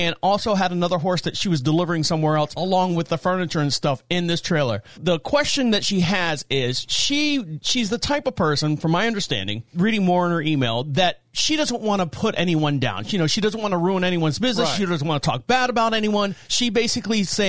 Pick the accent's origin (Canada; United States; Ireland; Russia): United States; Florida; now in North Carolina, United States; being born and raised in Florida